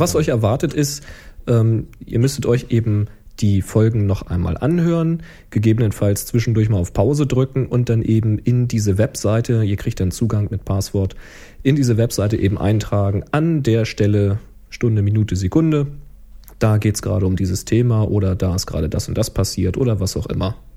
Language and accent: German; Germany; dass ich Deutsch bin